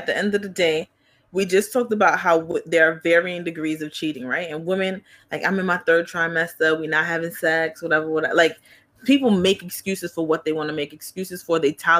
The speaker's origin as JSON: {"language": "English", "town": "New York City", "region": "New York", "country": "United States", "tie": "born or raised there", "said": "Because growing up in Flatbush, Brooklyn"}